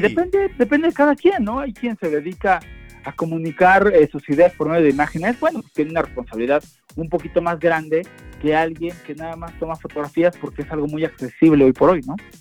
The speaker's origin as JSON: {"language": "Spanish", "country": "Mexico", "said": "nuestra realidad como mexicanos"}